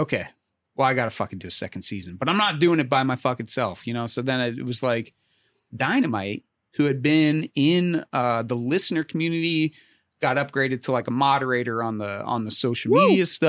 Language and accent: English; Pittsburgh, Pennsylvania, United States; I grew up in Pittsburgh, generational Steeler fan, right?